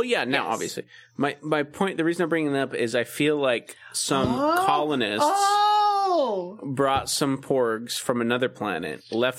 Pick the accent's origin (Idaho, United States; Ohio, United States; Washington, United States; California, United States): California, United States; San Diego; So, We're both from San Diego.